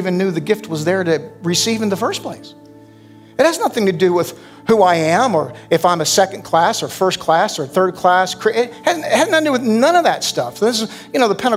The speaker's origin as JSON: {"language": "English", "country": "United States", "said": "as Americans"}